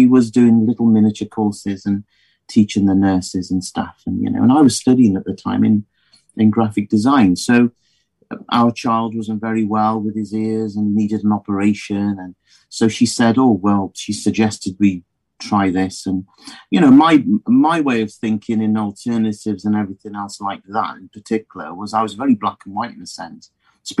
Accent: Midlands, United Kingdom; moved away as an adult; now in South Wales, United Kingdom; I came from the Midlands.

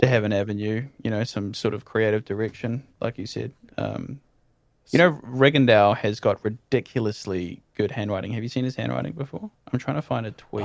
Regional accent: New Zealand; as a Kiwi

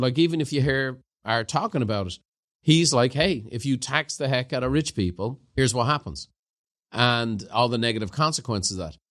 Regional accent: Ireland; growing up in Ireland

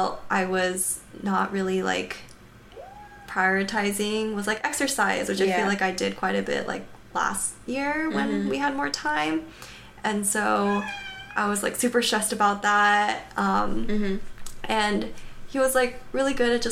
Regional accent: Atlanta, Georgia, United States; moved away; I'm from Atlanta

